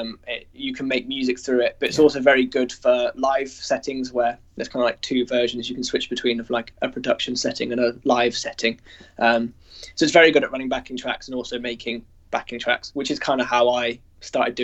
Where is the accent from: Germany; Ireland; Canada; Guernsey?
Guernsey; I grew up in Guernsey in which is like a tiny little island in the Channel Islands